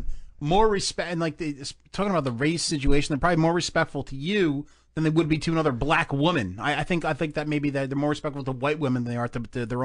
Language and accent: English; New Jersey, United States; I'm from Jersey.